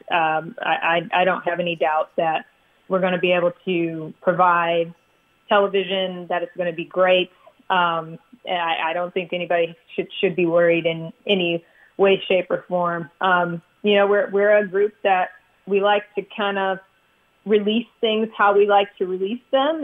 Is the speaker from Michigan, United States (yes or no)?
yes; Michigan, United States; moved away as an adult; also born or lived in Miami; I grew up in Michigan